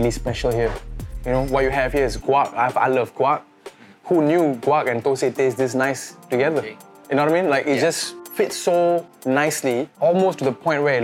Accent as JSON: {"language": "English", "country": "Singapore", "said": "We're such a small country, we're from Southeast Asia"}